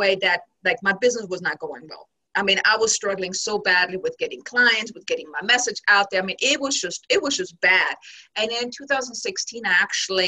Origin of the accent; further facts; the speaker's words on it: Germany; moved away as an adult; originally I'm from Germany and I came here with my now ex-husband back in 2006